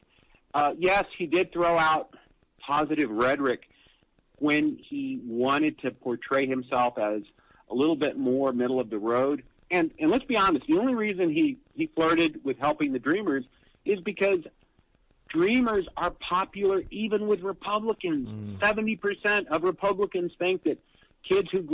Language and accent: English; El Paso, Texas, United States; El Paso's my hometown